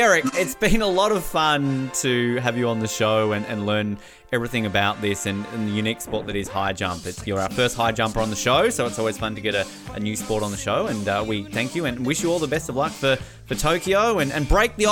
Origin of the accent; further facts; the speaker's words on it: Australia; I'm Australian